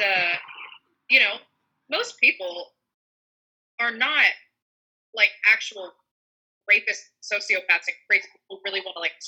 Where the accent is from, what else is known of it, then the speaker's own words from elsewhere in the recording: the South, United States; I grew up in the South. I still live in the South.